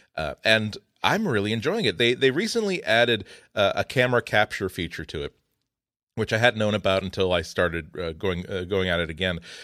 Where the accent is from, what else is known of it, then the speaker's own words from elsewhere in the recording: New England, United States; I grew up in New England